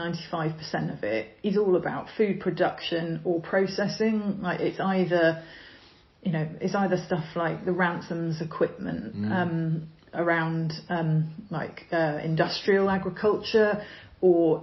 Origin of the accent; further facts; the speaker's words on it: Cumbria, North West England, United Kingdom; moved away as an adult; also born or lived in London; now in Suffolk, United Kingdom; I grew up in Cumbria in a sheep farming area